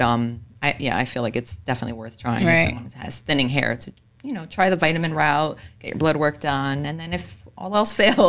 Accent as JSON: {"language": "English", "town": "Elizabeth", "region": "New Jersey", "country": "United States", "tie": "born or raised there", "said": "I was born and raised in Elizabeth, grew up there my whole life pretty much."}